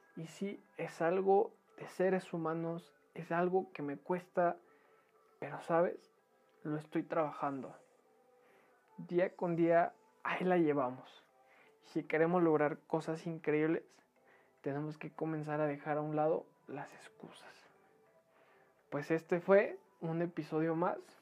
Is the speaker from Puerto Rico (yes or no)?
no; Mexico; como buenos mexicanos dejamos toda la mera hora